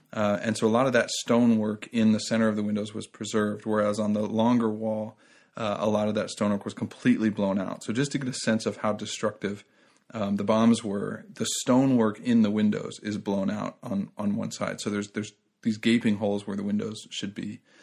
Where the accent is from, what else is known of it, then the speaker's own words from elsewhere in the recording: United States; I'm an American